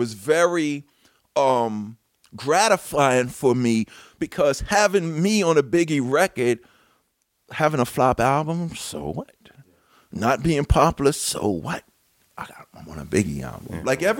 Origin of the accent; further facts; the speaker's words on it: New York City, New York, United States; 77 WABC, growing up in New York City